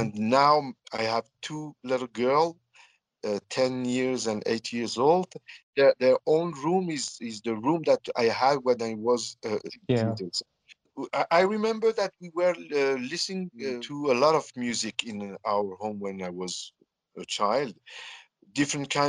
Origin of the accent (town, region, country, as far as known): Iran; born or raised there; also born or lived in south of France; now in Tehran, Iran